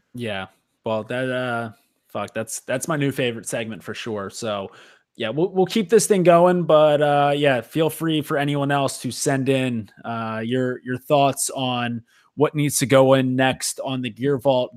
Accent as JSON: {"language": "English", "town": "Philadelphia", "region": "Pennsylvania", "country": "United States", "tie": "born or raised there", "said": "growing up in the Philly area, playing lacrosse"}